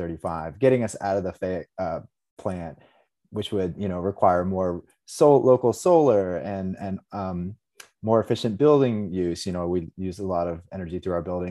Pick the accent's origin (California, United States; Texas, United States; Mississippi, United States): Texas, United States; Austin; I grew up in Austin